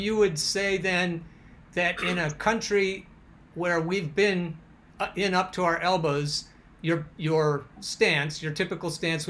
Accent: Portland, Oregon, United States; I'm from Oregon. I'm from Portland, Oregon.

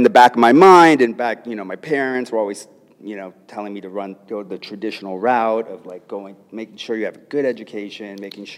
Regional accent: Los Angeles, California, United States; I grew up in Los Angeles in a middle class family

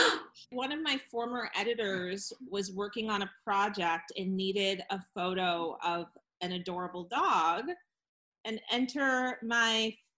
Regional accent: New England, United States; I'm from New England

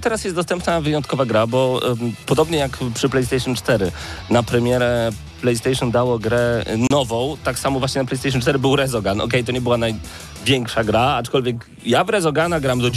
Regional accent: eastern Poland, Poland; also born or lived in Lublin; My jesteśmy z Polski B

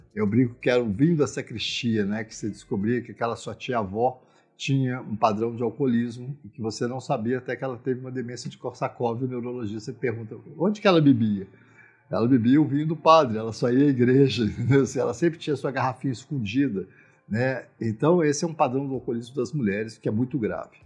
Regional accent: Minas Gerais, Brazil; Eu sou mineiro, a cidade dos bares, onde nós sempre bebemos

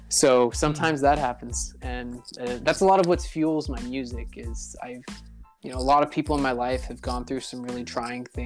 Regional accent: Cairo, Cairo Governorate, Egypt; And my family actually moved to Cairo, Egypt. So I grew up in Cairo, Egypt for middle school and high school.

